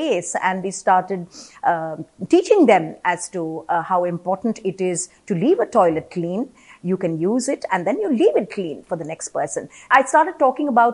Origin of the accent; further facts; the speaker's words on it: Kerala, India; I come from Kerala and I remember in my ancestral home, there was a separate room for the women who would be having their periods